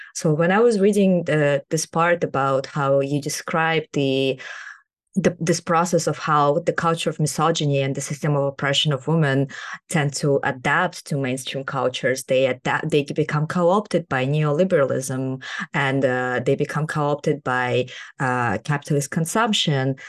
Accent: Kazakhstan; moved away as an adult; now in United States; I am a socially engaged researcher born and raised in Kazakhstan, and I'm currently doing my P H D in sociology in the U S

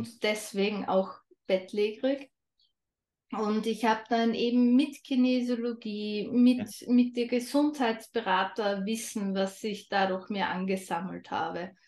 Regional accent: Austria; Ich komme aus Österreich, was man vermutlich auch ein wenig hören wird.

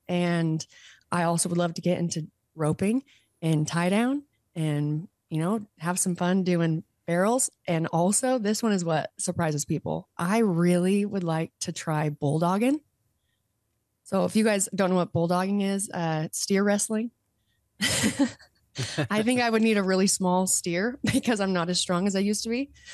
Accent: Utah, United States; moved away as an adult; also born or lived in California; I did move home. So I'm, I am back in Utah. I moved home from California in twenty twenty-one

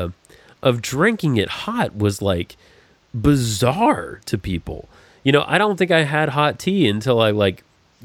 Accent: the South, United States; growing up in the South was such a part of my life

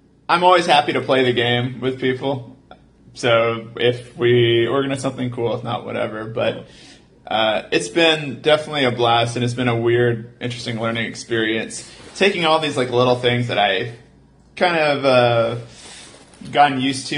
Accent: Houston, Texas, United States; moved away as an adult; now in Austin, United States; we're from Houston

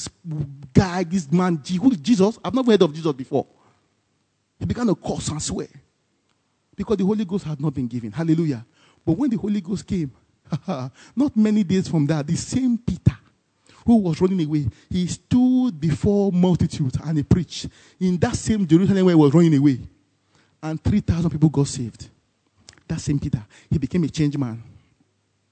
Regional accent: Nigeria; as a Nigerian

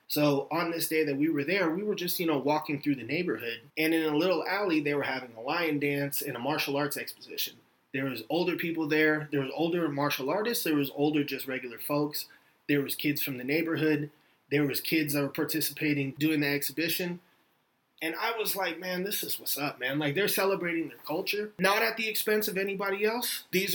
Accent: San Francisco, California, United States; moved away as an adult; now in North Carolina, United States; So from between 1983 and 2015, I didn't live anywhere else but San Francisco. This is where I lived. Born, raised, bred into adulthood, into my 30s. I lived all over the city. I'm from a neighborhood called Bernal Heights. I'm from Cortland Avenue.

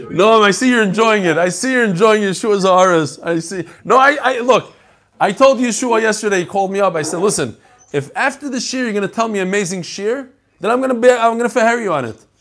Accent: New York, United States; I grew up in New York. I learned how to drive in New York

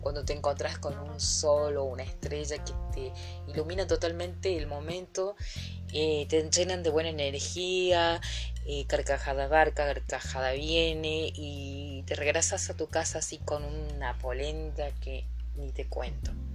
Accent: Villa del Totoral, Córdoba, Argentina; pasear por las calles de mi pueblo, eh, ver las casonas con ese aire colonial que abundan aquí en Villa del Doctoral

